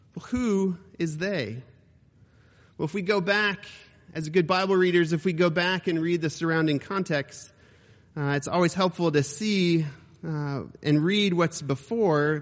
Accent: Ohio, United States; It was based in Ohio, my home state

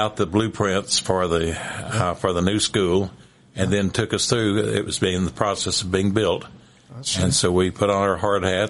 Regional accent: Abilene, Texas, United States; I grew up in Abilene.

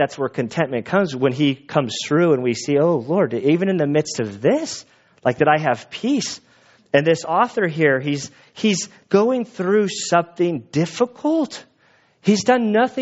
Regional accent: United States; I, as an American, live a pretty comfortable life. And I think most American Christians, we have it so comfortable

